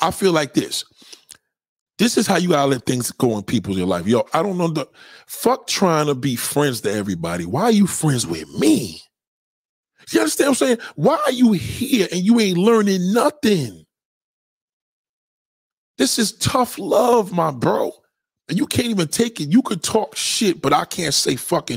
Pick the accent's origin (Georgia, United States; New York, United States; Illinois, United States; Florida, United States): New York, United States; I'm a New Yorker